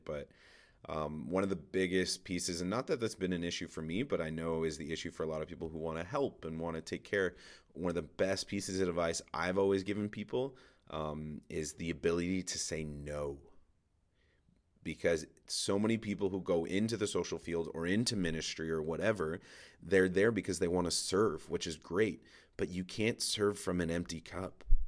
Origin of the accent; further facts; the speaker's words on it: Toronto, Ontario, Canada; moved away as an adult; now in Edmonton, Canada; so I grew up in Toronto. my wife and I now moved to Edmonton